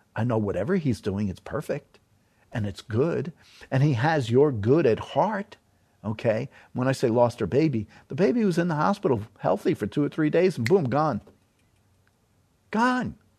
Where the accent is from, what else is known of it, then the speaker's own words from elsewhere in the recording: New York City, New York, United States; moved away; I'm from New York City.